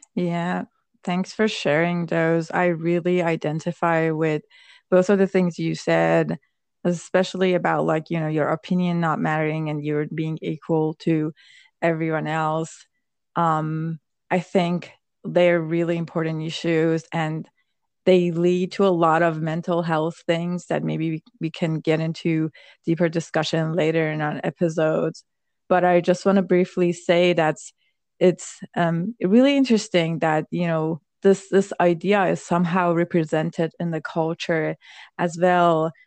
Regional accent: Iran; moved away as an adult; now in United States; I was born in Iran.

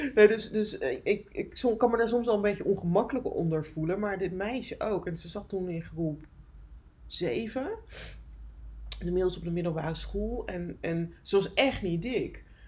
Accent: Friesland, Netherlands; ik ben opgegroeid in Friesland in een heel klein dorpje.

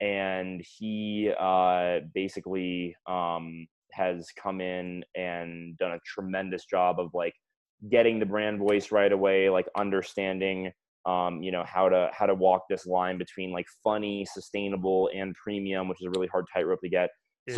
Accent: Fort Lauderdale, Florida, United States; also born or lived in Atlanta; I am from South Florida, Fort Lauderdale area, Broward County. I went to Emory University in Atlanta.

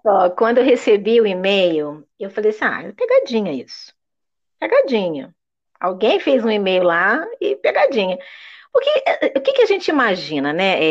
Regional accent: Brazil; first language Portuguese; eu sou uma brasileira que falo inglês

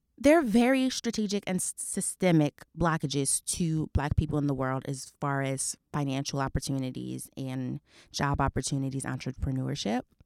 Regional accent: New Jersey, United States; I'm a girl from Jersey.

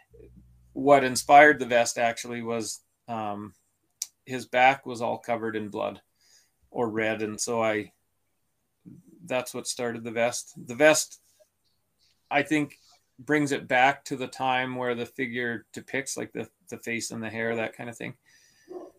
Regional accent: Canada; born or raised there

